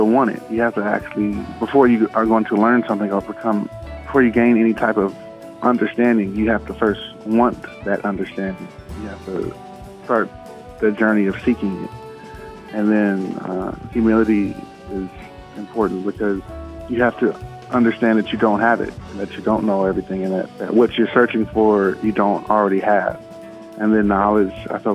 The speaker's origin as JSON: {"language": "English", "town": "Los Angeles", "region": "California", "country": "United States", "tie": "born or raised there", "said": "I grew up in South Central"}